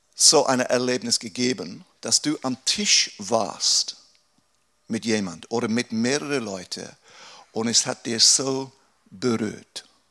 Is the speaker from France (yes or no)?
no; England, United Kingdom; German is a second language; moved away as an adult; now in Aarau, Switzerland; Ein Engländer, der Deutsch spricht